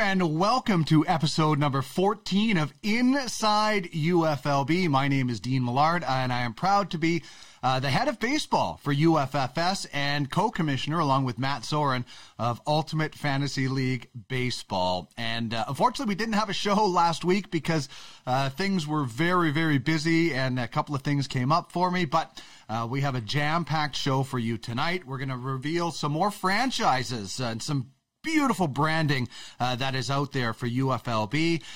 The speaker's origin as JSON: {"language": "English", "region": "Manitoba", "country": "Canada", "said": "I'm a prairie guy. I, I'm, I'm from Manitoba."}